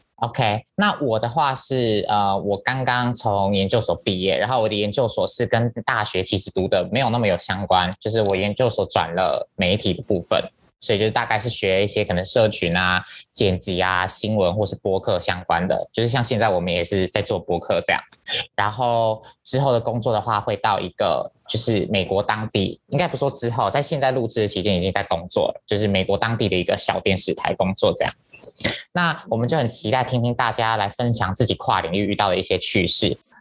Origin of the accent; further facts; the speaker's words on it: Taiwan; moved away; 在台湾读外文系的人